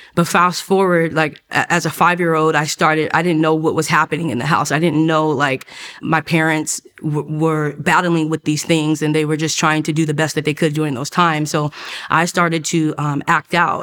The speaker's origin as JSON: {"language": "English", "town": "Oceanside", "region": "California", "country": "United States", "tie": "born or raised there", "said": "I grew up in Oceanside, California."}